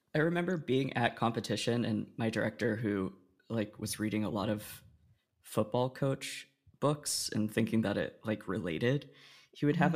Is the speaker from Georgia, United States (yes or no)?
no; Oregon, United States; I grew up in Oregon